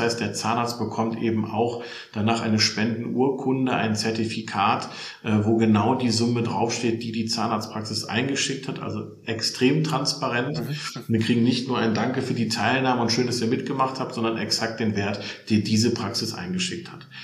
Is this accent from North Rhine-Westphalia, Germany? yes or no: yes; Solingen, North Rhine-Westphalia, Germany; also born or lived in Hilden; Ich bin äh, geboren im Bergischen Land in Solingen und äh, wohne tatsächlich in Hilden bei Düsseldorf.